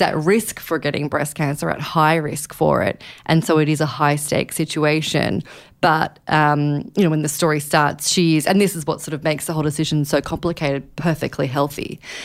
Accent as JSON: {"language": "English", "country": "Australia", "moved": "yes", "lives_now": "New York, United States", "said": "I am Australian, but I live here in New York"}